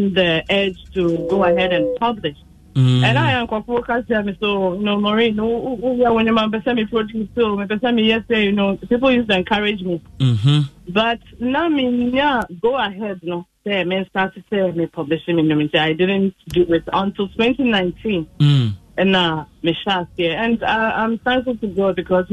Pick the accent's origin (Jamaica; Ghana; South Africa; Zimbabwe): Ghana; born and bred in Ghana.